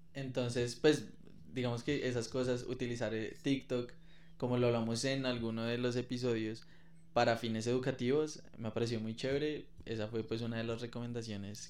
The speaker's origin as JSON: {"language": "Spanish", "country": "Colombia", "said": "como colombiano"}